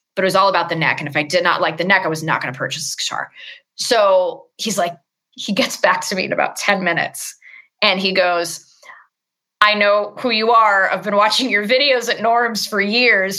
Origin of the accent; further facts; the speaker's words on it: Los Angeles, California, United States; I'm born and raised in Los Angeles